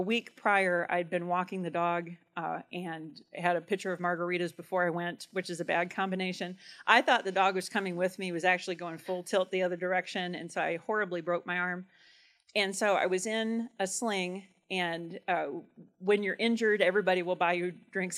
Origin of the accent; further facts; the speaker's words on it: Churubusco, Indiana, United States; I grew up in Cherbusco, right on the county line